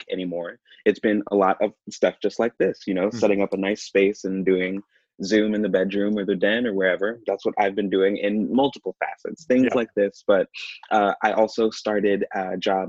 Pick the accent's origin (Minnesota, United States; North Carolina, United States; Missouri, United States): Missouri, United States; Kansas City; also born or lived in Raytown, Missouri; born and raised here and didn't leave until I went to school at K-State.